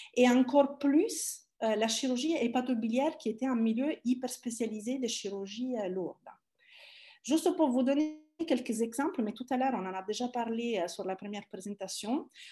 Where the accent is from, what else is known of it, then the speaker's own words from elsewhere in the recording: Italy; French is a second language; moved away as an adult; also born or lived in Palermo / Paris; now in France; je suis italienne